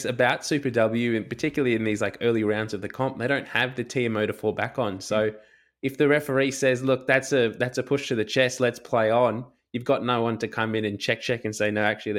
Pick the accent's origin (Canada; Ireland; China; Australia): Australia; As Aussie fans, we sit here and we get these players that are announced as, you know, fringe players for the Wallabies